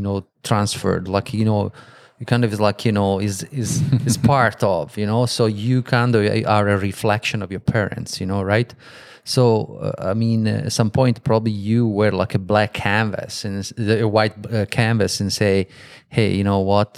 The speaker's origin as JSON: {"language": "English", "country": "Italy", "moved": "yes", "said": "I'm from Italy"}